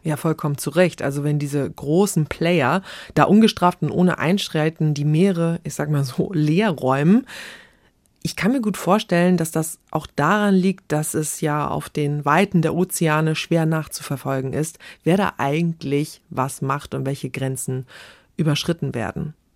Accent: Neustadt in Holstein, Schleswig-Holstein, Germany; ich komme aus Schleswig-Holstein, mhm. ganz konkret Neustadt in Holstein

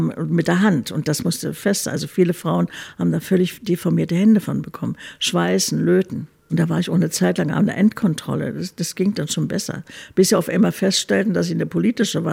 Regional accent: Berlin, Germany; also born or lived in Munich; Berlin ist schon meine Heimatstadt

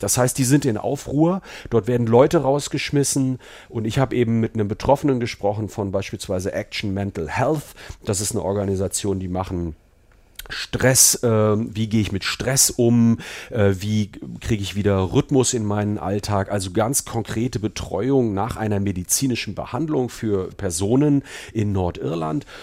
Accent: Germany; now in England, United Kingdom; als Deutscher

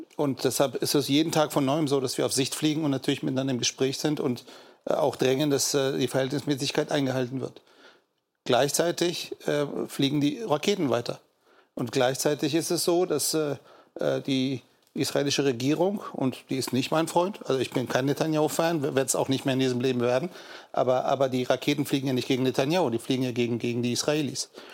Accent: Germany; Wir als Deutsche

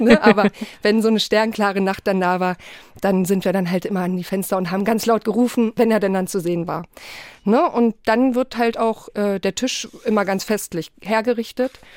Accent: Poland; bei uns in Polen wird an Heiligabend so richtig aufgetafelt

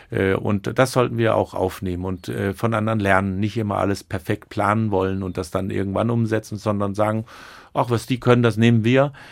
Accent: Rostock, Mecklenburg-Vorpommern, Germany; now in Kiel, Germany; Noch bin ich ein Rostocker Jung. Aber, und das fand ich so schön, als ich vor ein paar Tagen wieder in Kiel reinfuhr und das Ortsschild sah, hatte ich so ein schönes Gefühl

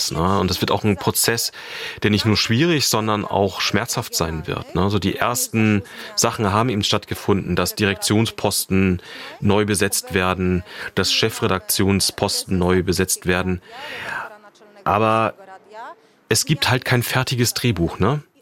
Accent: Germany; Ich bin in der DDR aufgewachsen, deshalb ist das ein Thema, was mich wirklich persönlich beeindruckt.

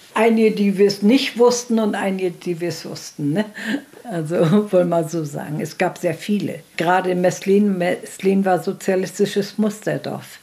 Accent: Parchim, Mecklenburg-Vorpommern, Germany; Ich bin in Parchimjau groß geworden

